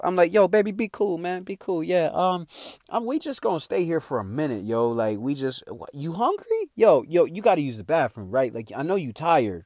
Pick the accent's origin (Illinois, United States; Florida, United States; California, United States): Illinois, United States; Chicago; moved away